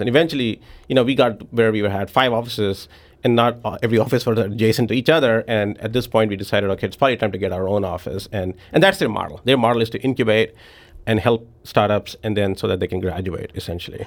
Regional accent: New Delhi, Delhi, India; moved away as an adult; also born or lived in Memphis; now in Saint Louis, United States; I was born and raised in New Delhi

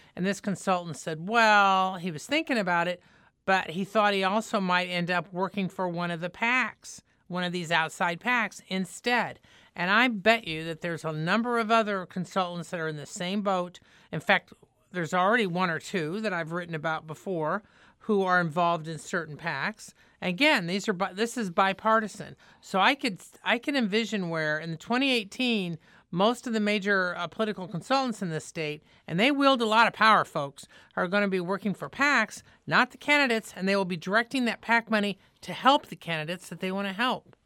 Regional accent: Indiana, United States; now in St. Louis, United States; I'm from Indiana

